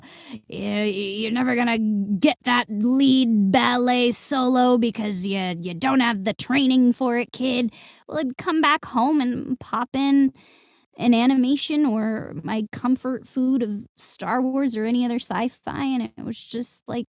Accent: Santa Clarita, California, United States; I grew up in Southern California in the suburbs of Santa Clarita.

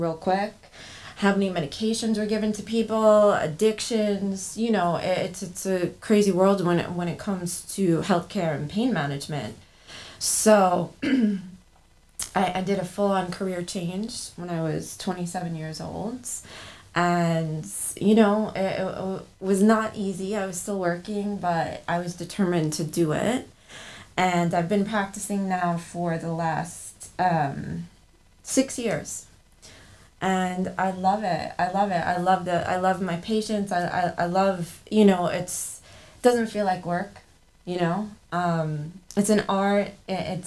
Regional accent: New York City, New York, United States; I was born and raised here on Staten Island

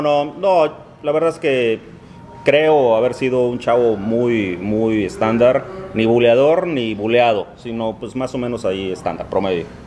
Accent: Veracruz, Mexico; moved away as an adult; also born or lived in Coatzacoalcos, Veracruz / Monterrey, Mexico; now in Miami, United States; Prácticamente yo me crié, crecí en el puerto de Veracruz

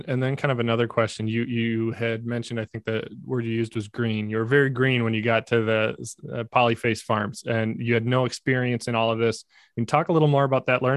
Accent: Southeast Minnesota, United States; I'm from the Midwest. I'm from Southeast Minnesota

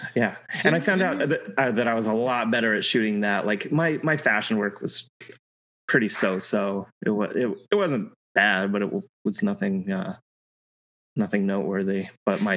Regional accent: Colorado, United States; moved away as an adult; I grew up in Colorado. I lived in Colorado my entire life up until just a couple of years ago

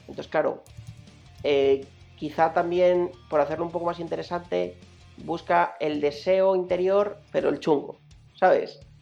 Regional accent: Madrid, Community of Madrid, Spain; como buenos madrileños

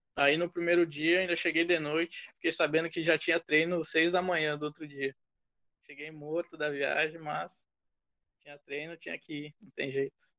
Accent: Porto Alegre, Rio Grande do Sul, Brazil; moved away as an adult; also born or lived in Texas / Iowa; now in United States; sou de Porto Alegre, Rio Grande do Sul

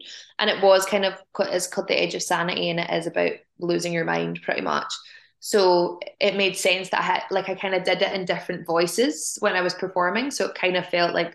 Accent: United Kingdom; born or raised there

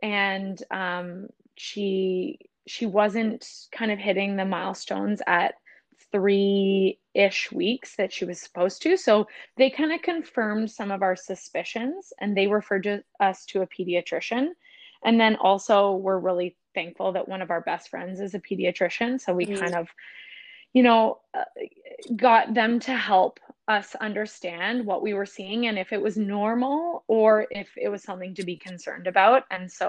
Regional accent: Ontario, Canada; now in British Columbia, Canada; We're originally from Ontario, but fell in love with the ocean and found ourselves to the West Coast.

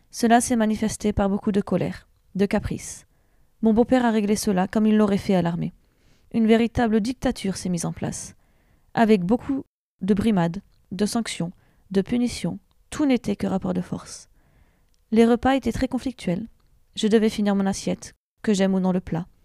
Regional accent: Tours, Centre-Val de Loire, France; born there; j'ai 32 ans et suis maman de trois enfants. Je suis née à Tours.

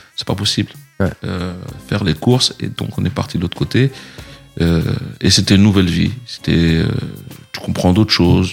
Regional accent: Les Mureaux, Île-de-France, France; also born or lived in Bamako, Mali / Plaisir, France; originaire de la ville des Mureaux, dans le 78. C'est là-bas que j'ai grandi, que j'ai fait mes études

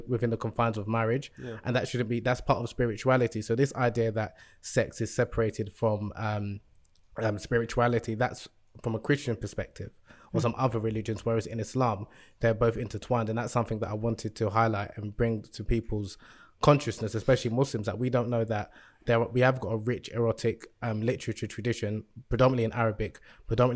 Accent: Nigeria; moved away; I'm originally from Nigeria

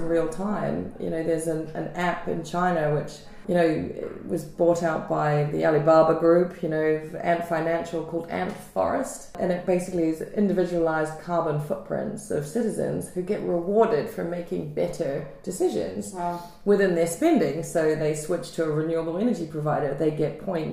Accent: New Zealand; I grew up in New Zealand.

